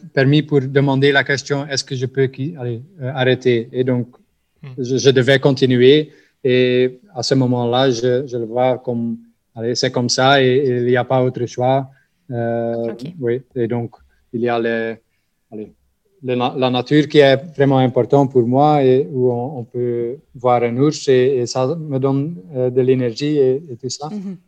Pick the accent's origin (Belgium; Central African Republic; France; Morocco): Belgium; Flanders; French is a second language; je suis de la Belgique, mais comme vous entendez, de la partie flamande.